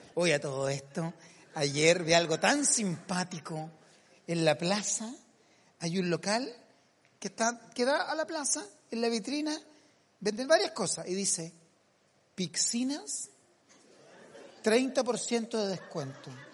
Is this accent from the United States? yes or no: no; Castro, Los Lagos, Chile; moved away; Castro, mi tierra natal